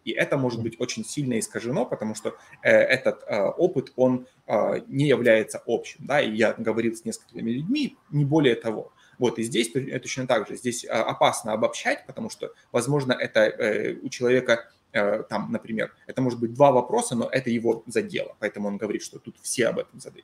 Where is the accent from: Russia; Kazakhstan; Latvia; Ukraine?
Ukraine; Donbas; now in Seattle, United States; там, откуда я, это всегда было одно и то же